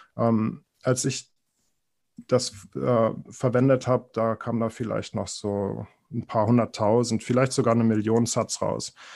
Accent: Berlin, Germany; ich bin in Berlin aufgewachsen

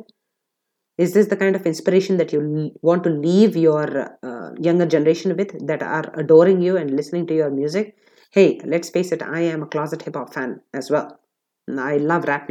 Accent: India; I'm an Indian

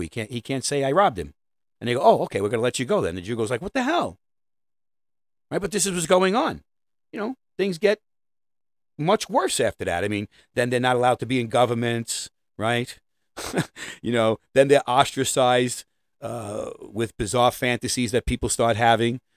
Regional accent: New York City, New York, United States; I'm a New Yorker

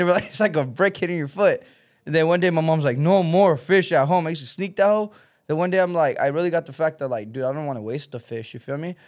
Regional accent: Texas, United States; now in California, United States; I come from Texas

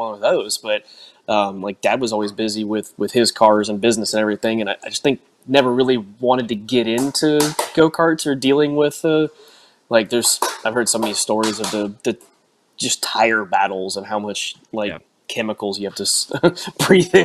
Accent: South Florida, United States; also born or lived in Inverness, Florida; I was from South Florida originally. Went to Hialeah when I was little

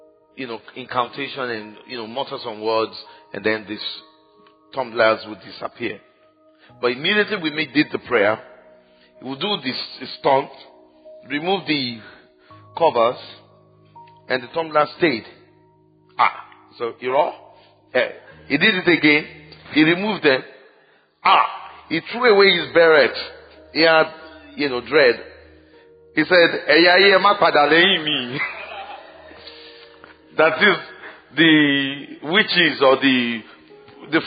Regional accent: Ibadan, Oyo, Nigeria; when I was growing up in Ibadan, there was only one television station

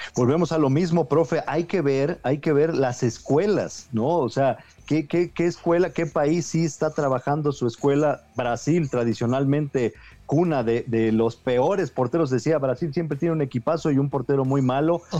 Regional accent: Mexico; como mexicano

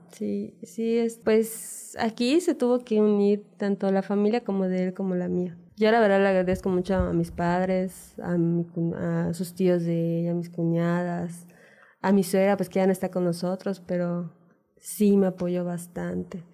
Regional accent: Mérida, Yucatán, Mexico; Nosotros somos de acá de Mérida

